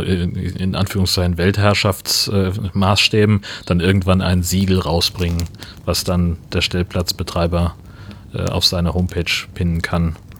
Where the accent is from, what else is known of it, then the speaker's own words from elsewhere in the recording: North Frisia, Schleswig-Holstein, Germany; Nordfriesland, meine Heimatregion hier